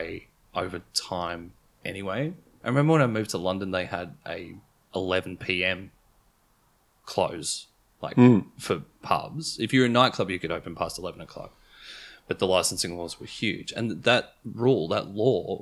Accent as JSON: {"language": "English", "town": "Broadmeadows", "region": "Victoria", "country": "Australia", "tie": "born or raised there", "said": "I am from Broadmeadows"}